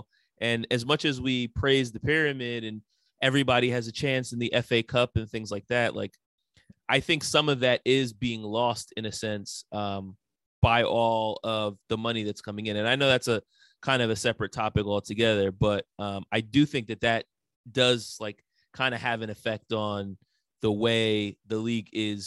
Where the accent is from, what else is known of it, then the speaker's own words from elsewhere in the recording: New York, United States; I can remember growing up in New York and kids making fun of me for being a Knicks fan